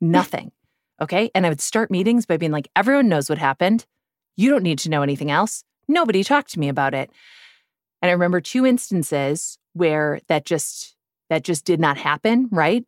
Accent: Midwest, United States; I'm from the Midwest

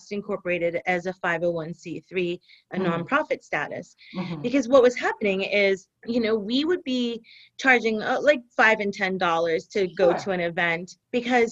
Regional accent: New York, United States; now in Florida, United States; I'm originally from New York

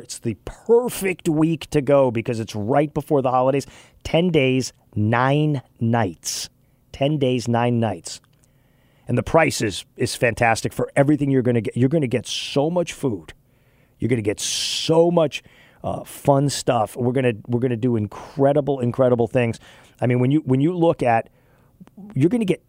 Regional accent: West Texas, United States; now in Charlotte, United States; I grew up out in West Texas

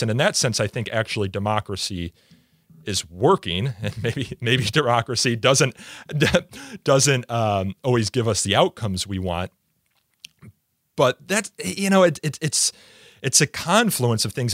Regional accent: Midwest, United States; I'm from the Midwest here in the United States

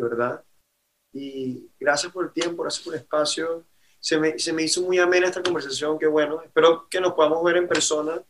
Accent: Caracas, Capital District, Venezuela; moved away as an adult; now in Miami, United States; me tocó migrar como venezolano

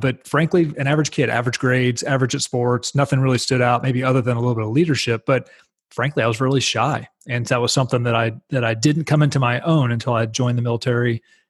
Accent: Texas, United States; But yeah, I grew up in Dallas-Fort Worth, North Texas, spent the entirety of my career, at least to this point, as a U.S. Navy fighter pilot.

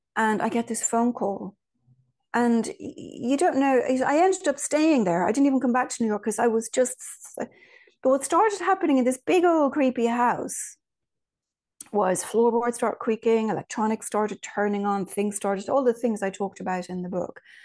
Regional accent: Ireland; moved away; also born or lived in Virginia; I was raised in Ireland

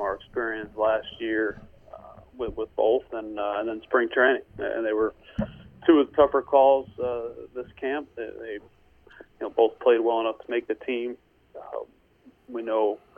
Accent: New York City, New York, United States; now in Texas, United States; I am originally from Fresh Meadows, New York

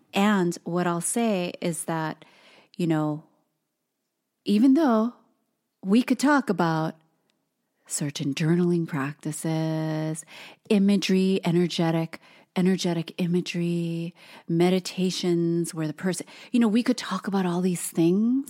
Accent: Hawaii, United States; we have many generations of our family, um, being born and raised on the islands

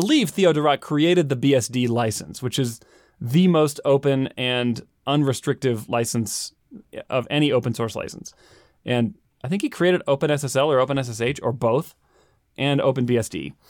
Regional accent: Latvia; At my home country of Latvia, it is very common to work and study simultaneously.

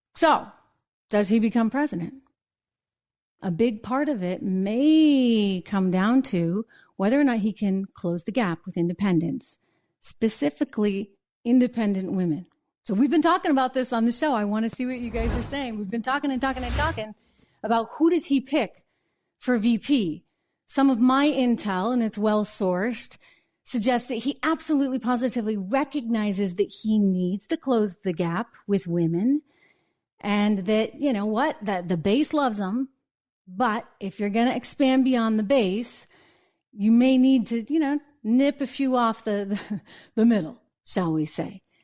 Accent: New Hampshire, United States; Grew up in my hometown, by the way, little small town in New Hampshire

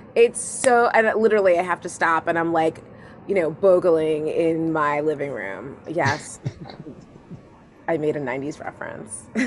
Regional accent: Long Island, New York, United States; I grew up on Long Island, like yeah, in the '90s, '80s and '90s.

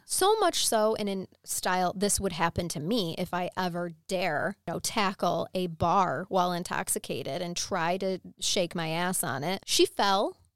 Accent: Michigan, United States; I'm from Michigan

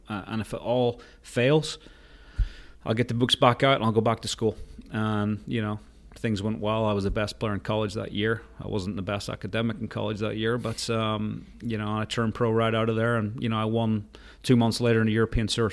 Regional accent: Portrush, Northern Ireland, United Kingdom; I grew up in Rath Moor, which was my, where was my dad was playing

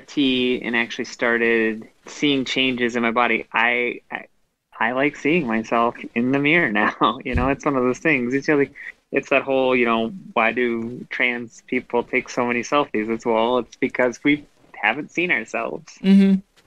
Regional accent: Midwest, United States; when I grew up in the Midwest

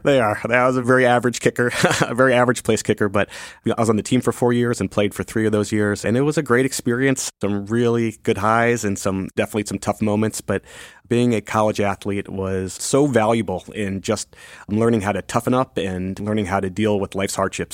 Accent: Northern Virginia, United States; now in Washington, D.C., United States; I grew up in Northern Virginia, right outside D.C.

